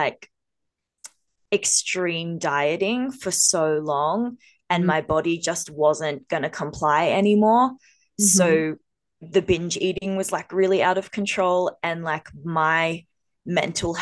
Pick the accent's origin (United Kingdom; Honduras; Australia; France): Australia; we're two Aussie girls